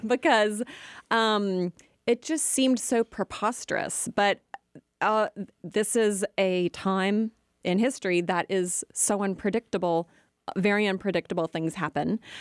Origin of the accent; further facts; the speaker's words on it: United States; as Americans